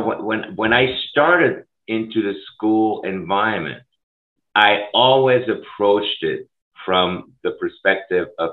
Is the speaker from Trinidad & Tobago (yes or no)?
no; Switzerland; now in Minneapolis, United States; I grew up in Europe. I grew up in Switzerland